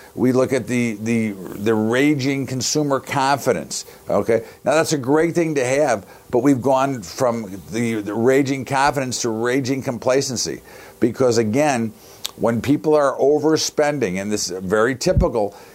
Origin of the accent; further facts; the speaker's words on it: United States; as an American